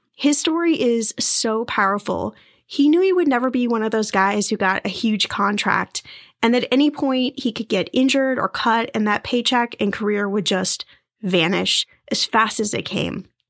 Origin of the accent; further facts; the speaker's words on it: Indiana, United States; I was born in Indiana, which makes me a Hoosier.